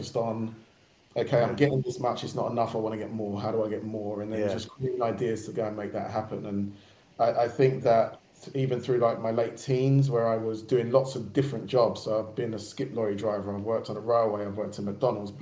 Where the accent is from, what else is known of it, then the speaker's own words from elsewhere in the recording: Barking, London, United Kingdom; I'm from Barking, but I was going out to a school further out in Essex